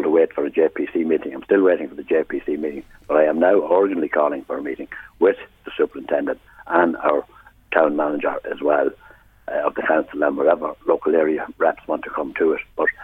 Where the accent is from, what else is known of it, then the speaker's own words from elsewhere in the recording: Navan, Leinster, Ireland; our town, my town, everyone's town that's born and bred in Navan